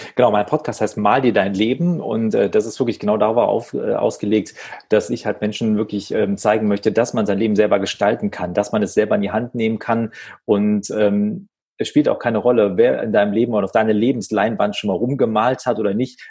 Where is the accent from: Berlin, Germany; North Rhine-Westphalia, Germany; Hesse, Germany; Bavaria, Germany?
North Rhine-Westphalia, Germany; Wuppertal; in Wuppertal sagt man so schön, wo ich aufgewachsen bin